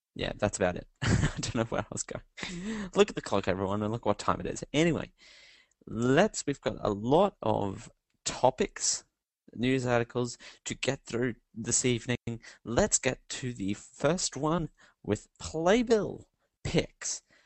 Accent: Australia; I'm Australian

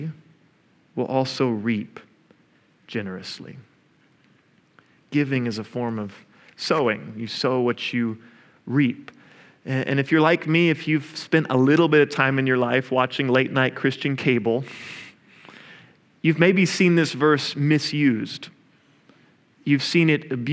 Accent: Oklahoma, United States; I'm also from Oklahoma

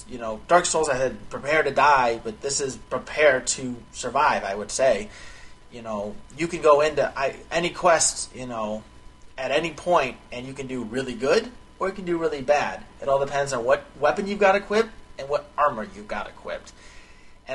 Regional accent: United States; being an American

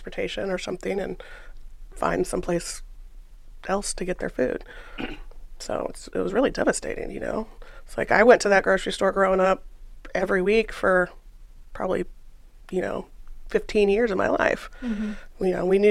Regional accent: Topeka, Kansas, United States; I'm born and raised in Topeka.

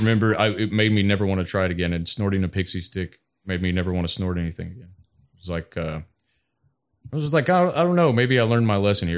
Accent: Toledo, Ohio, United States; Toledo, Ohio

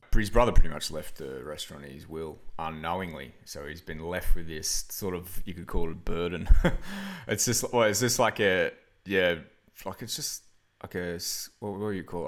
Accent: Byron Bay, New South Wales, Australia; now in Wollongong, Australia; it's the homeland

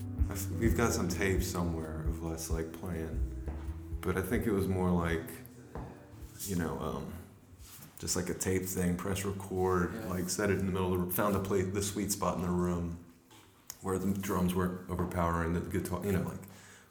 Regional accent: Little Rock, Arkansas, United States; moved away as an adult; also born or lived in Louisiana; now in Brooklyn, United States; Well, that was in Little Rock, Arkansas. Before that, we were in Louisiana, and then after that, we were in Louisiana. So, like, I sort of claimed Louisiana

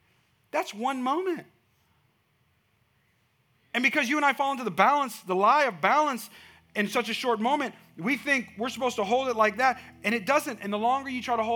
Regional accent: Bay Area, California, United States; now in Texas, United States; That's where I'm from.

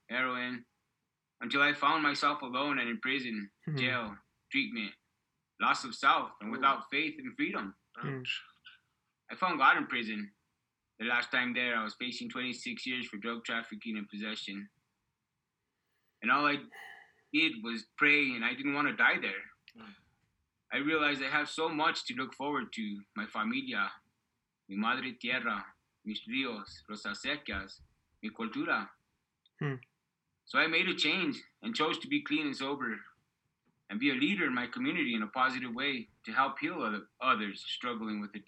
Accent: Arroyo Hondo, New Mexico, United States; I grew up in Arroyondo, an unbelievably special place where everyone knew their another and families

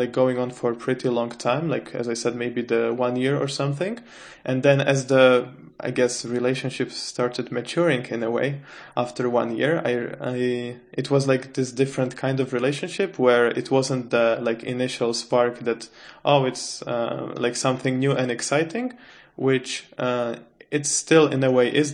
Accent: Czechia; moved away as an adult; now in Sweden; I come from the Czech Republic.

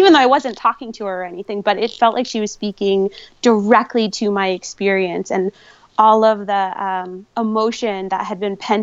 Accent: New Hampshire, United States; now in Reno, United States; growing up in New Hampshire

